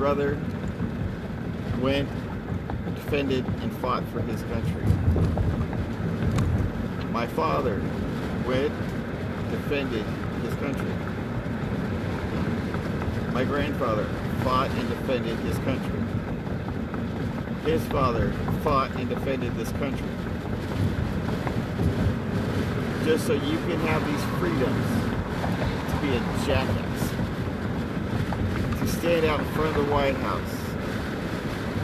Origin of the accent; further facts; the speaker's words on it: United States; as American people